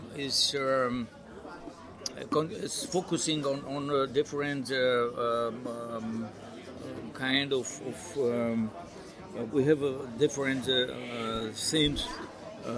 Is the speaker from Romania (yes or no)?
yes; Sibiu, Sibiu County, Romania; also born or lived in Bad Ischl, Austria; I'm working in Romania, in Sibiu, and it's my hometown.